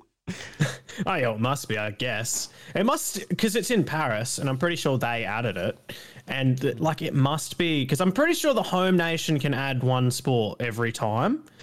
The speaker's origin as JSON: {"language": "English", "country": "Australia"}